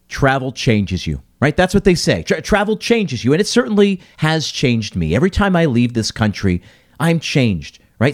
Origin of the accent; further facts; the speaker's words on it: United States; an American who was raised here, lived here, you know, does business here.